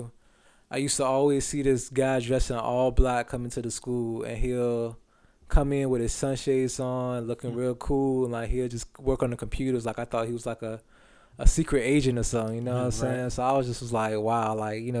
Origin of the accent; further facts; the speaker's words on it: Franklin, Virginia, United States; I'm from Franklin, Virginia